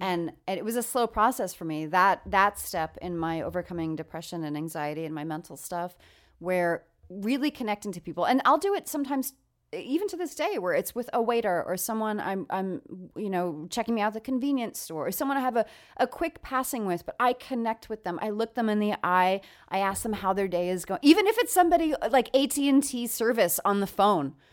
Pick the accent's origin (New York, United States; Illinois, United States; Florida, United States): New York, United States; now in California, United States; I'm actually from New York